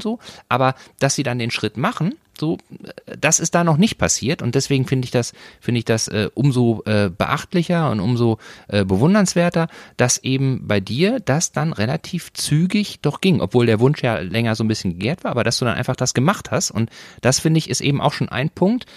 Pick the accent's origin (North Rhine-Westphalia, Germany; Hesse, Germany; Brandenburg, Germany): North Rhine-Westphalia, Germany; ich komme aus Nordrhein-Westfalen, ich bin katholisch. So, und bin in einem Dorf groß geworden